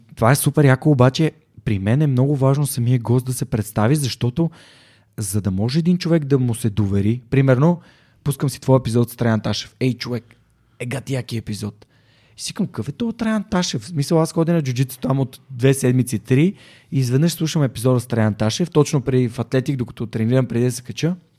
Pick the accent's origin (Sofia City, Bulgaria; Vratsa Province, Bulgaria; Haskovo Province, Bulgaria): Sofia City, Bulgaria; Sofia; на 32 години, съм от София